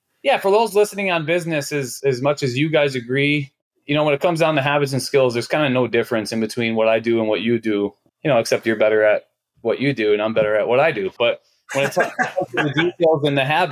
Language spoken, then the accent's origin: English; Oxford, Michigan, United States; I'm from Oxford, Michigan, and I'm the youngest of six kids